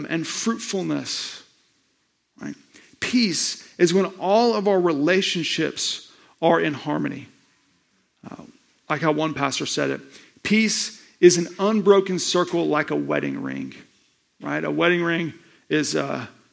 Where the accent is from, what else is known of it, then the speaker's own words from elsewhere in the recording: Tulsa, Oklahoma, United States; I was born in Tulsa, Oklahoma, at the Big Pink Hospital just down the road